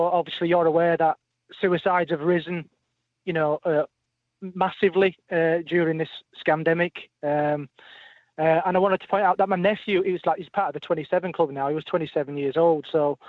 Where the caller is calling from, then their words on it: Wakefield, Yorkshire and the Humber, United Kingdom; I'm calling from West Yorkshire, Wakefield.